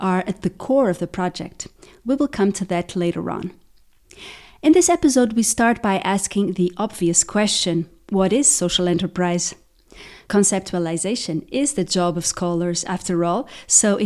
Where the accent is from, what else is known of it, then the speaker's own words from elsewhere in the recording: Portugal; my home country, Portugal.